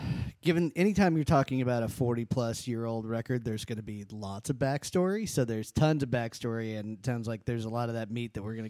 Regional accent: Texas, United States; now in Austin, United States; before I moved to Austin from West Texas, I went through I had a … phase.

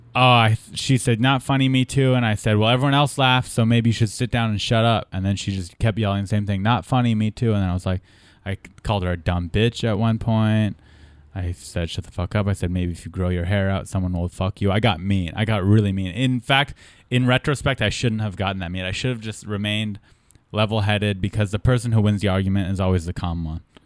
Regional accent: California, United States; being born and raised in California

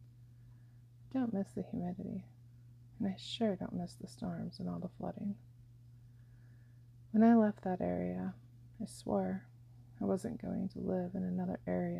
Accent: Iowa and Wisconsin, United States; moved away; I grew up in Iowa and Wisconsin

